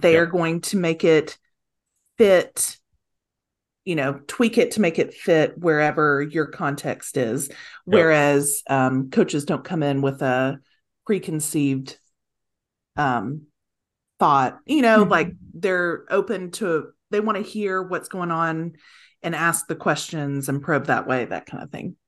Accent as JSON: {"language": "English", "region": "East Tennessee", "country": "United States", "said": "from East Tennessee, and being from East Tennessee"}